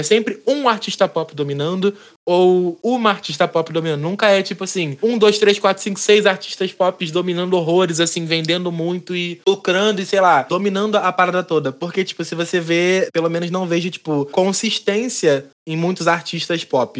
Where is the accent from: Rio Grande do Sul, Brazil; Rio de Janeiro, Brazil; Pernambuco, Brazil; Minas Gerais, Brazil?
Rio de Janeiro, Brazil; Seropédica; eu sou de Seropédica